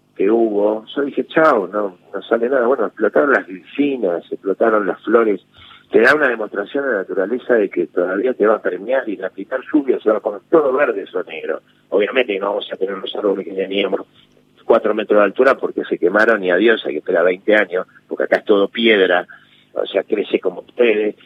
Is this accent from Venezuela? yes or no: no; Buenos Aires, Argentina; moved away as an adult; also born or lived in Villa Urquiza; mi casa donde yo nací de Caballito